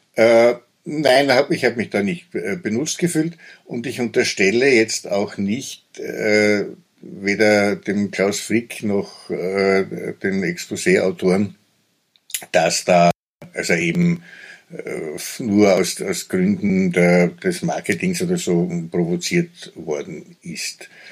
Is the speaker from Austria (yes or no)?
yes; Köflach, Styria, Austria; in meiner Heimatstadt Köflach, das ist so eine äh, Industriestadt gewesen